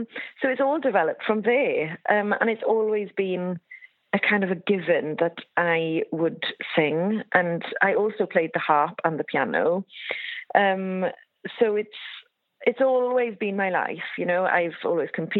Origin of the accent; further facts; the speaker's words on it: West Wales, United Kingdom; I grew up on a farm in West Wales, sheep and also beef. But I grew up being Welsh